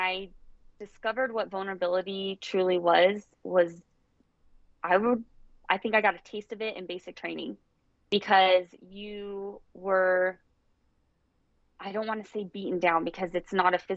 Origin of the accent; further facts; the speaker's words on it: Las Vegas, Nevada, United States; I grew up in Las Vegas